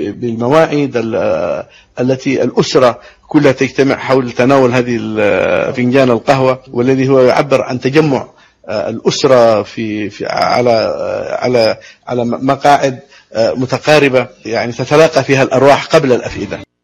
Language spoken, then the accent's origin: Arabic; Yemen; born or raised there